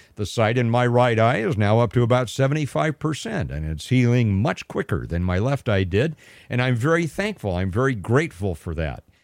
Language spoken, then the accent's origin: English; San Gabriel Valley, Southern California, United States; moved away; growing up in Southern California, now, I was, I was from the San Gabriel Valley